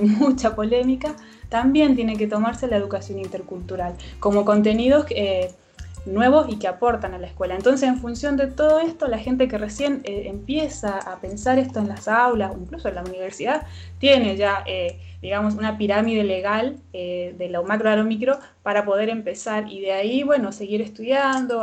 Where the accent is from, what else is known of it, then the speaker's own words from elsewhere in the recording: Chile; now in Neuquén, Argentina; mi origen territorial se encuentra en, del otro lado de la cordillera, en Gulumapu, eh, en el cual viví muchos años.